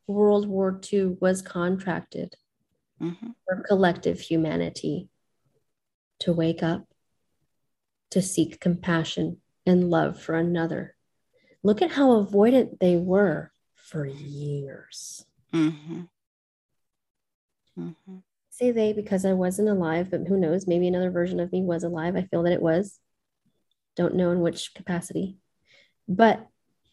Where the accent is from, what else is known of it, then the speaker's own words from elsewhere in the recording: Gulf Coast, United States; I'm from the Gulf Coast